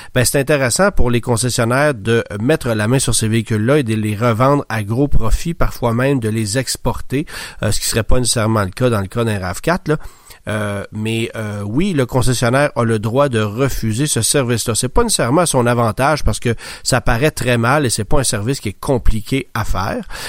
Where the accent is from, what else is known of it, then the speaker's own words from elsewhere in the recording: Quebec, Canada; chez nous au Québec